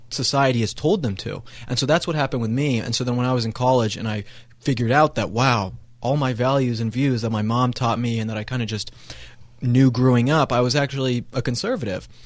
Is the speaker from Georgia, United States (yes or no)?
no; Colorado, United States; I grew up in Colorado